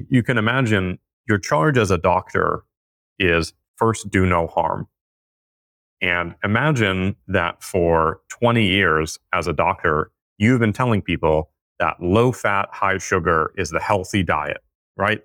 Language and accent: English; California, United States; the way that I was raised in California